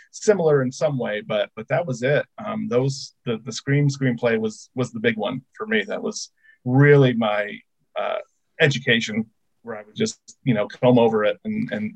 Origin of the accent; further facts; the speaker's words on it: Indiana, United States; born and raised in Indiana